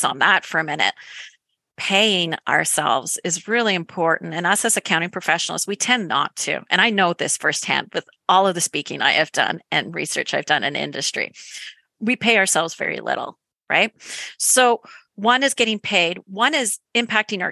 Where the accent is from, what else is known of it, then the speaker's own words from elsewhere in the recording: Canada; accent: Canadian; my Canadian accent